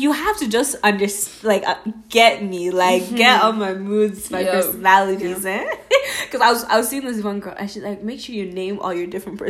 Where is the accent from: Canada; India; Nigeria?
Nigeria; I'm Nigerian